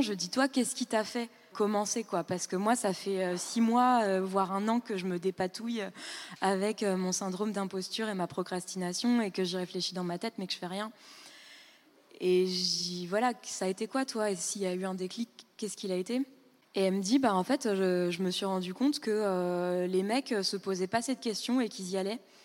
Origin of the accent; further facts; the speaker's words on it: Île-de-France, France; moved away as an adult; also born or lived in Berlin, Germany; je venais de banlieue